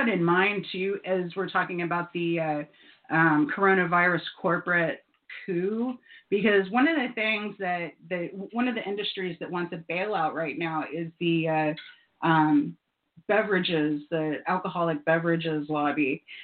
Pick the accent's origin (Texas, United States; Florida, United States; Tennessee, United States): Florida, United States; Satellite Beach; I grew up in Satellite Beach, it's not very densely populated